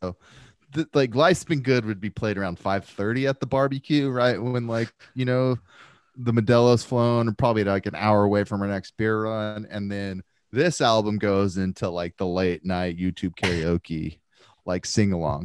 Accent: United States; As an American

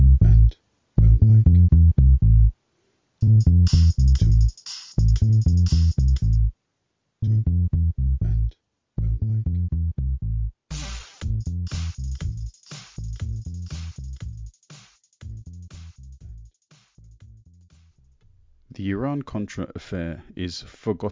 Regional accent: England, United Kingdom; this crazy English dude over here

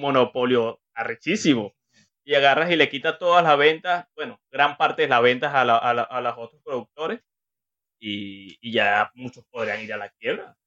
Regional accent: Venezuela; now in Peru; yo soy venezolano

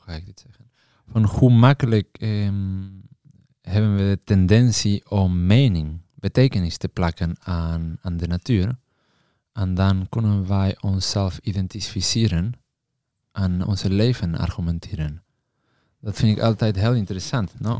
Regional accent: Patagonia, Argentina; Dutch is a second language; moved away; Ik kom uit uh, Argentinië, Patagonië. Uit een klein dorpje daar

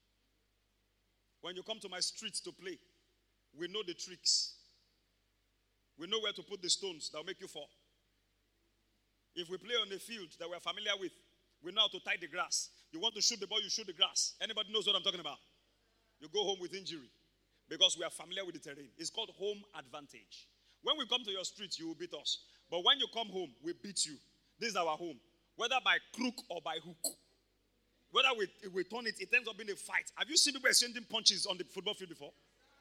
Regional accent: Ibadan, Oyo, Nigeria; I grew up in Mokola

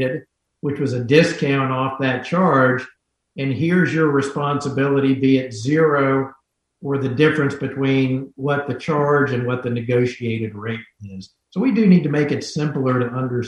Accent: North Carolina, United States; growing up in North Carolina

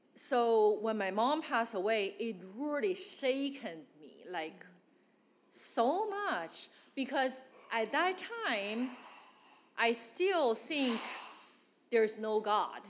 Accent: Northeast China, China; English is a second language; moved away as an adult; also born or lived in Guangdong, China; now in United States; I came from China. I grew up in China, e- uh, northeast

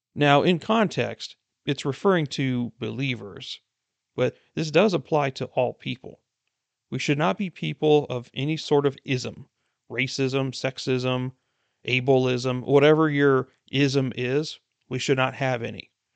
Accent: United States; being an American myself

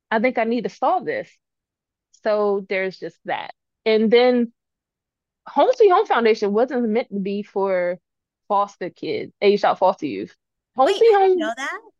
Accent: Salisbury, Maryland, United States; born there; also born or lived in Georgia, United States / Baltimore, United States; I used to live in Georgia. Um, I used to live in Baltimore. I was born in Salisbury.

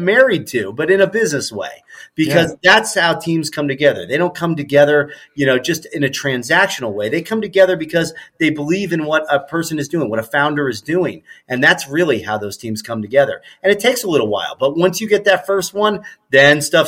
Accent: Ohio, United States; growing up in Ohio

